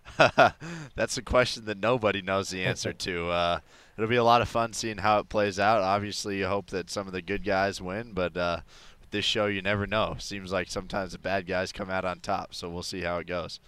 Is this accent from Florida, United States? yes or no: no; Denver, Colorado, United States; now in San Francisco, United States; I grew up in Denver, so I grew up going to a lot of Rockies games